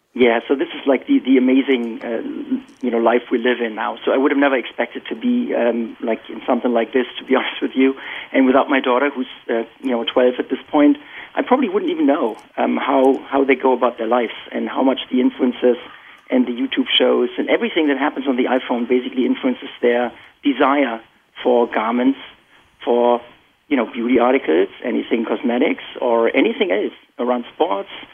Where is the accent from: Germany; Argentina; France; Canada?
Germany; moved away as an adult; now in Boston, United States; So I'm born and raised in Germany, and you can probably still detect my accent. I've been here for about 18 years.